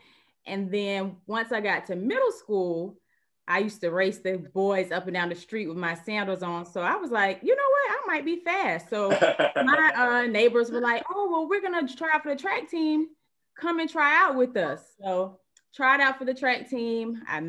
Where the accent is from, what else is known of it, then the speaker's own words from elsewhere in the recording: Pompano Beach, Florida, United States; I am from Pompano Beach, Florida. I'm the oldest of three kids, the only girl.